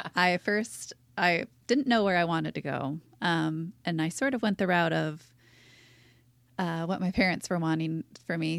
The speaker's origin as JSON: {"language": "English", "town": "Seattle", "region": "Washington", "country": "United States", "tie": "born or raised there", "moved": "as an adult", "lives_now": "La Jolla, United States", "said": "I was born and raised in Seattle."}